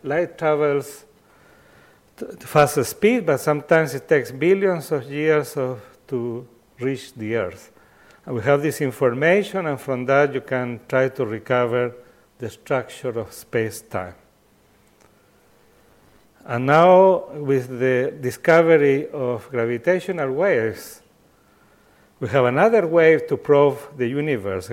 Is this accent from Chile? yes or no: yes; Chile; I come from Chile